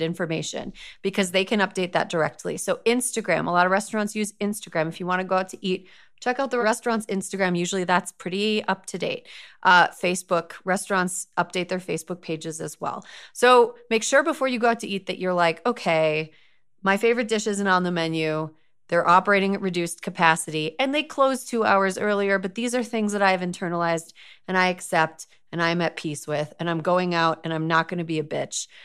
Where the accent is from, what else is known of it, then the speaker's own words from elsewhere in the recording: Wisconsin, United States; my home state